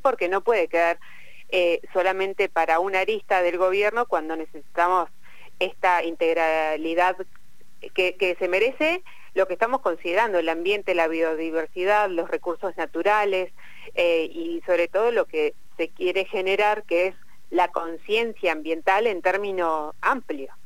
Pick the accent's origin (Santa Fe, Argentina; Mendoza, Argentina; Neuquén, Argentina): Neuquén, Argentina; Plottier; soy de Plotier